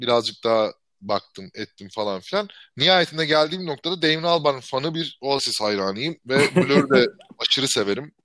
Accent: İzmir, Turkey; moved away as an adult; ben 18 yaşında 2002'de İzmir'den çıktığımda

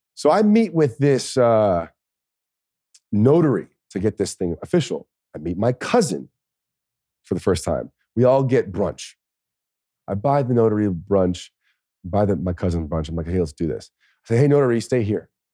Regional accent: United States; I'm that American guy

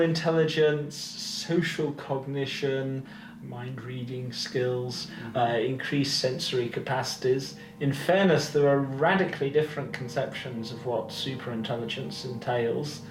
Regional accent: United Kingdom; I'm British

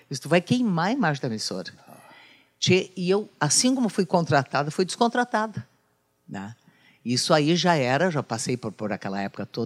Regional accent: Bagé, Rio Grande do Sul, Brazil; eu comecei em Bagé, na minha terra

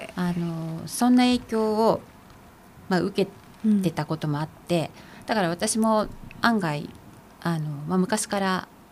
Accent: Takasaki, Gunma, Japan; 私は群馬県の高崎の生まれで。

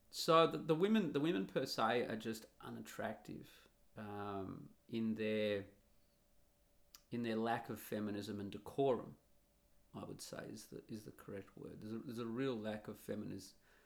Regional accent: Australia; accent: Australian; I'm Australian with an Australian accent

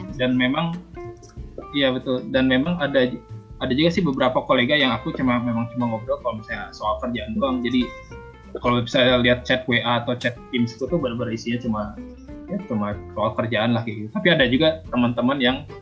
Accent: Bandung, West Java, Indonesia; moved away as an adult; also born or lived in Jakarta; now in Netherlands; sebagai anak Bandung yang baru datang di Jakarta

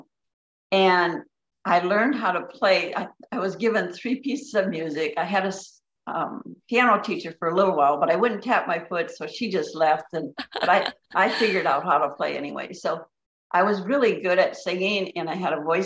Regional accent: Upper Michigan, United States; I grew up in Upper Michigan and surrounded by forest

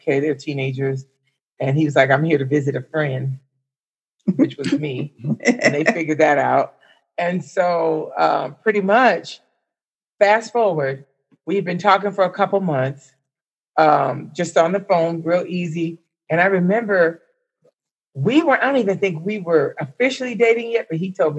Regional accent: Miami, Florida, United States; moved away; also born or lived in Huntsville / Atlanta; I'm from Miami

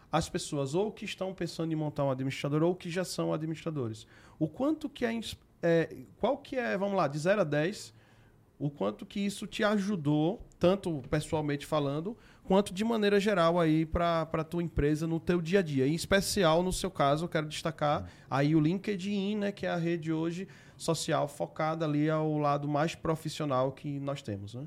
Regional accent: Aracaju, Sergipe, Brazil; Sou do Nordeste, para quem não sabe, lá de Aracaju

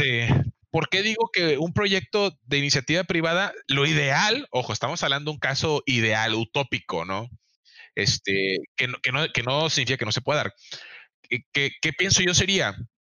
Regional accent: Mexico; yo tuve la oportunidad de ir como único mexicano

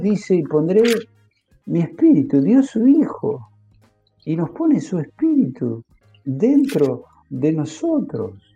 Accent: Argentina; como en Argentina decimos

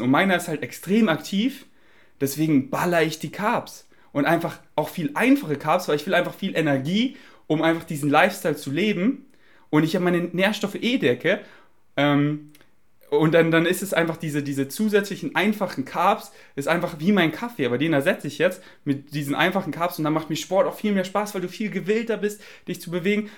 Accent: Germany; accent: German; mein deutscher Akzent ist einfach stark

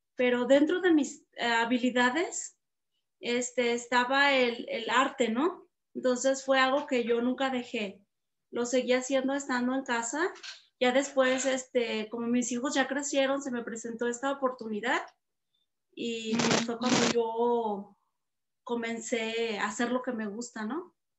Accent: Atotonilco el Alto, Jalisco, Mexico; de Atotonilco, de mi pueblo

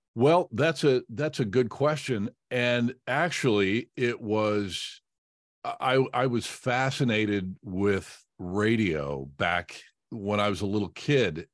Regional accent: Indianapolis, Indiana, United States; I grew up on the west side of Indy, uh, and in the Ben Davis area

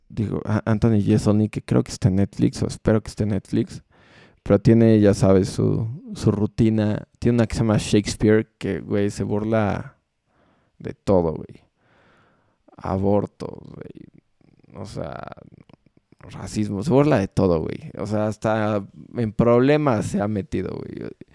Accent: Mexico; como mexicanos tenemos algo muy bueno

